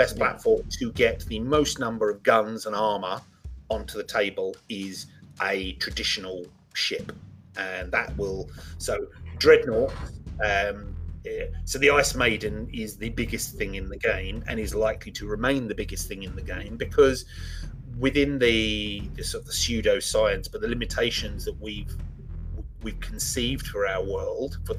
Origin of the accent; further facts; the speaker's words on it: England, United Kingdom; I'm English